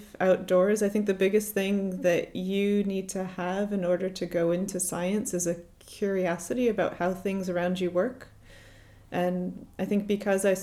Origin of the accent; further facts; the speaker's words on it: Connecticut, United States; moved away as an adult; now in Glasgow, United Kingdom; I grew up in Connecticut in the US, so the Northeast Coast